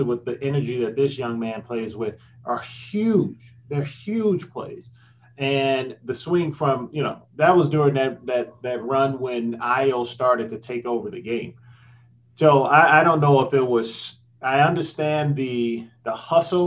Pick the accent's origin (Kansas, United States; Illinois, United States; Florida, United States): Illinois, United States; Chicago; as a Chicagoan